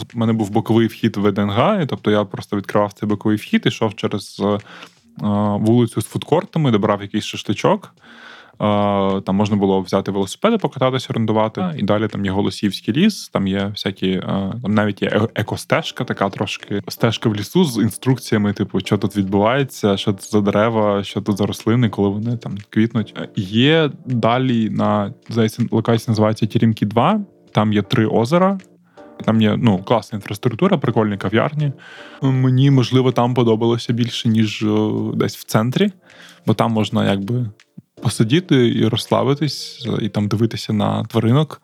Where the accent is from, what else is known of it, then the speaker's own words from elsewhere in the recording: Odesa, Odesa Oblast, Ukraine; moved away as an adult; now in Kyiv, Ukraine; Для мене, е, мабуть, є важливим казати, що я з Одеси